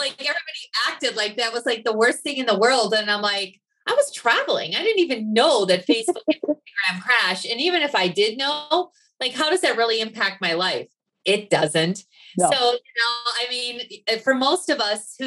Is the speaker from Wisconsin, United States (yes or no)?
yes; Wisconsin, United States; moved away; I grew up in Wisconsin. You can still hear the accent every once in a while.